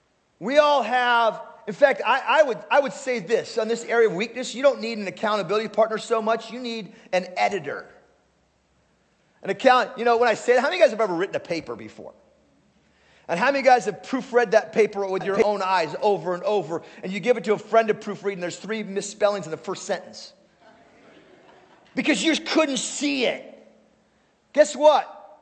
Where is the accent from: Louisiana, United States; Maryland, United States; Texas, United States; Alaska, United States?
Alaska, United States; All right, we're from Alaska, who cares, right?